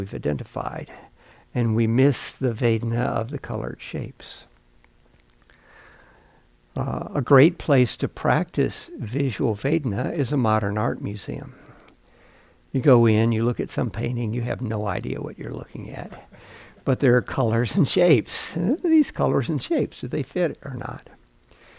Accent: Mississippi, United States; When I was a kid, I grew up in Mississippi

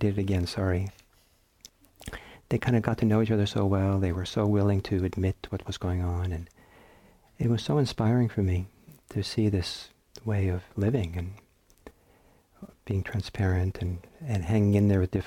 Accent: Norway; also born or lived in San Francisco Bay Area, United States; now in United States; I'm from Norway

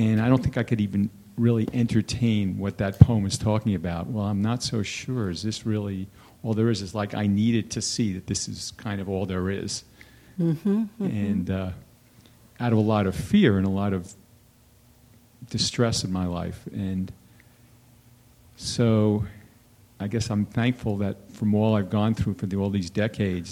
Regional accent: East Coast, United States; moved away; this Saturday is my high school, I'm from the East Coast, we're having a West Coast and East Coast reunion

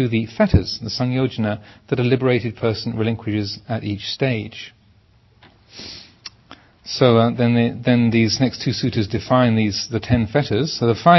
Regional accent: England, United Kingdom; I am English, I am a man, I am a Theravadan, I am a monk

